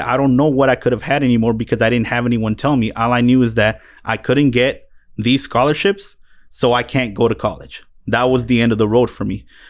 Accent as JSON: {"language": "English", "town": "Phoenix", "region": "Arizona", "country": "United States", "tie": "born or raised there", "also_born_or_lived": "Mexico", "said": "grew up in, uh, West Valley of Phoenix, brought here from Mexico by the time I was eight months old"}